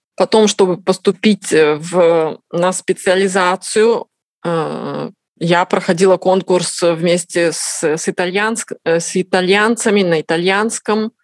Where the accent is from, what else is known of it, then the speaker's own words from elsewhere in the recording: Kazakhstan; moved away as an adult; now in Tuscany, Italy; Родилась в Казахстане, э, закончила институт в Казахстане.